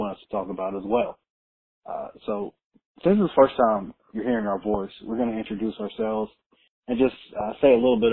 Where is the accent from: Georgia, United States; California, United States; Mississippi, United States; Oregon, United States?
Georgia, United States; Atlanta; I was born right here in Georgia. was raised in Atlanta.